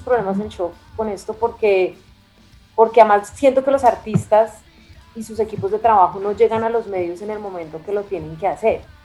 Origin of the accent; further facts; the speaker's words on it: Bogotá, Colombia; yo soy una bogotana de papá italiano, que estudié en un colegio que es el Leonardo da Vinci